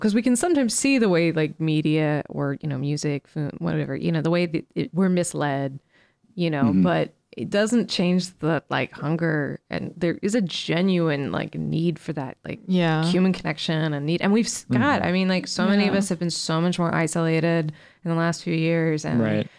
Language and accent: English; Midwest, United States; You know, it's funny because like I grew up in the Midwest, and definitely like I grew up in a fairly liberal Dem household